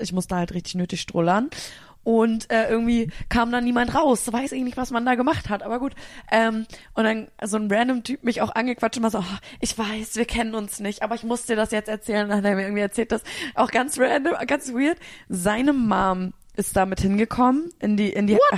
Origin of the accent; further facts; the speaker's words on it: Berlin, Germany; als Berlinerin